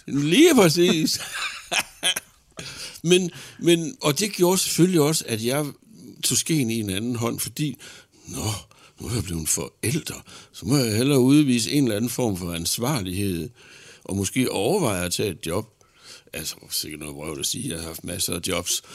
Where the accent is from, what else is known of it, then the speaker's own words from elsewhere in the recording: Horsens, Central Denmark Region, Denmark; derhjemme i Horsens